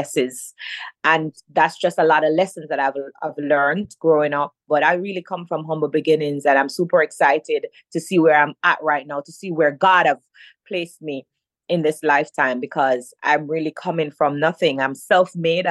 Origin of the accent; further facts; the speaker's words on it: Jamaica; Growing up in Jamaica was hard for me